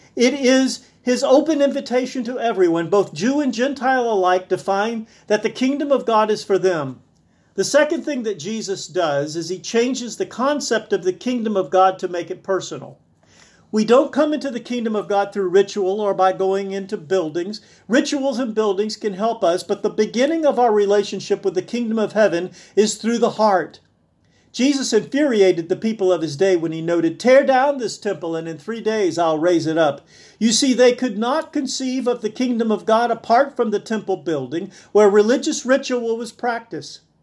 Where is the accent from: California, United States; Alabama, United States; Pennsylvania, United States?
Alabama, United States; South; where I was born in South Alabama